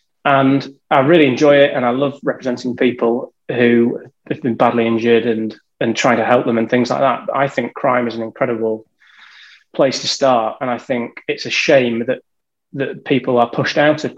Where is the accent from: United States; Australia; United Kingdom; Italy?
United Kingdom; moved away as an adult; I'm from a tiny village that I've never heard of. So I'm from between Leeds and Manchester.